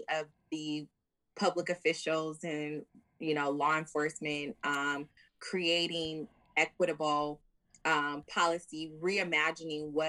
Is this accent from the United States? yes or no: yes; San Diego, California, United States; I am born and raised in San Diego